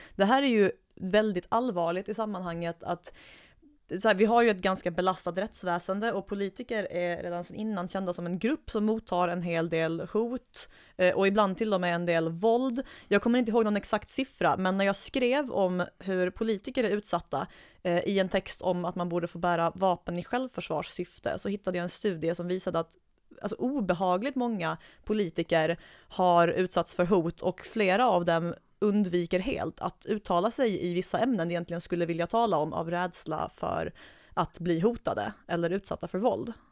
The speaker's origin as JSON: {"language": "Swedish", "region": "Skåne", "country": "Sweden", "moved": "yes", "said": "tillbringa min semester hemma i Skåne"}